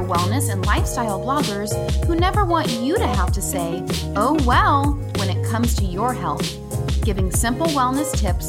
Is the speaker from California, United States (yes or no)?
yes; California, United States; to us Californians, 60 degrees is cold